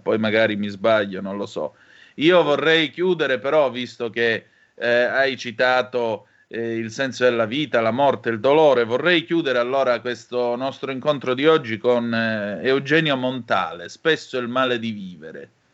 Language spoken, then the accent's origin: Italian; Calabria, Italy; dalle mie parti in Calabria